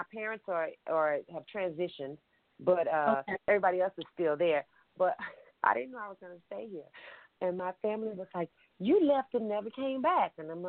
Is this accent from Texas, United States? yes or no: yes; Dallas, Texas, United States; now in New York, United States; yes, I'm from Dallas. Originally I'm from Dallas.